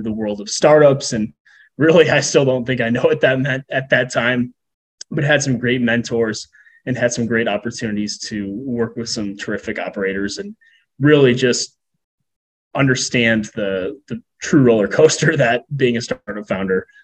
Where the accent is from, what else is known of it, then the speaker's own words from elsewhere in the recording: Chicago, Illinois, United States; also born or lived in Southern California; born and raised in the Chicagoland area with a 7-year detour in Southern California